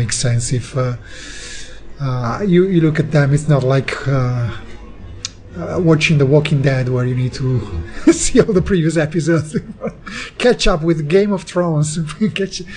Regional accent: Italy; we're both from Italy, but actually while I live in Italy

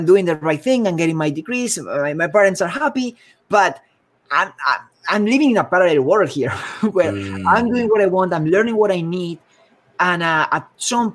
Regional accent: Spain; moved away as an adult; also born or lived in Bay Area, United States; now in San Francisco Bay Area, United States; I'm originally from Spain.

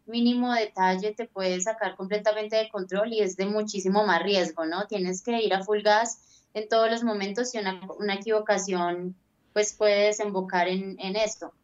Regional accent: Colombia; soy como colombiana

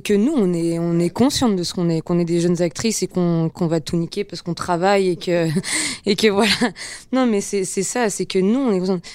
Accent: Geneva, Switzerland; moved away as an adult; now in Paris, France; à Genève, dans ma classe, euh, on parle tous plein de langues

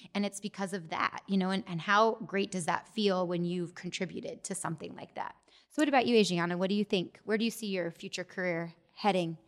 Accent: Gilbert, Arizona, United States; I grew up in Gilbert as well and went to Gilbert High School

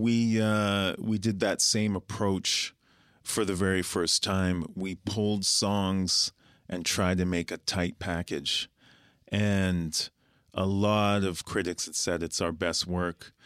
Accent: Winnipeg, Manitoba, Canada; moved away as an adult; also born or lived in Guyana; now in Toronto, Canada; we're from Winnipeg, A K A Winter Peg, A K A Peg City

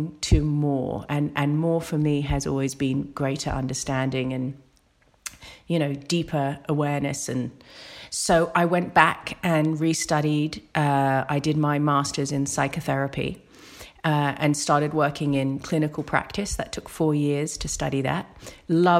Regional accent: United Kingdom; accent: British; now in Australia; I came out of university, that was in the UK, obviously by my accent.

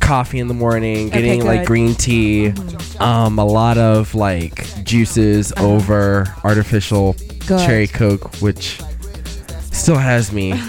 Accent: Nashville, Tennessee, United States; I'm from Nashville.

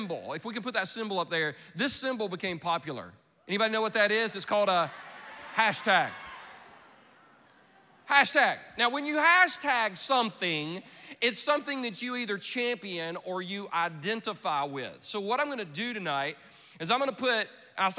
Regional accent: Anderson, South Carolina, United States; I am from Anderson, South Carolina. Most of you have never been. No reason to go, really. The only claim to fame we really have is the movie Radio that came out several years ago. That's about our town

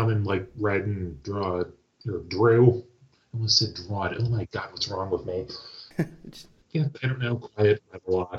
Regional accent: Ohio, United States; I grew up sort of all around Ohio.

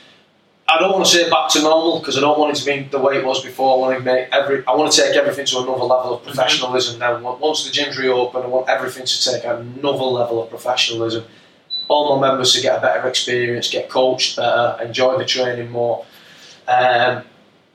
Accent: Rochdale, North West England, United Kingdom; I grew up in Rochdale

